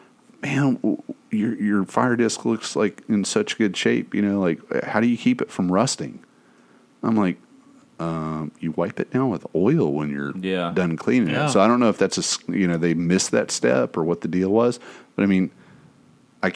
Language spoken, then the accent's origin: English; East Tennessee, United States; now in Florida, United States; growing up in East Tennessee, everybody had a tub of lard in their fucking cupboard